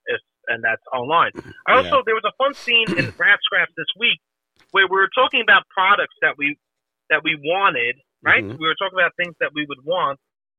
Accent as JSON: {"language": "English", "town": "New York City", "region": "New York", "country": "United States", "said": "I'm from Staten Island, where the gym is a cultural phenomenon."}